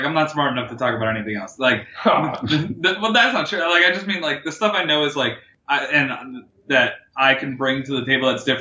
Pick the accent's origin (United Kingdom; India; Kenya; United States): United States; Miami, Florida; I grew up in Miami.